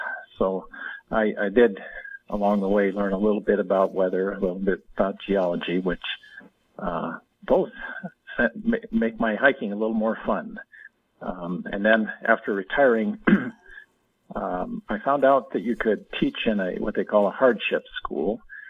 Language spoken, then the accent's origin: English; Harlem, Montana, United States; now in Hays, United States; That's why I ended up here in Hayes. And plus, I grew up in Harlem, you know, just 40 miles north of here. So very familiar with the area.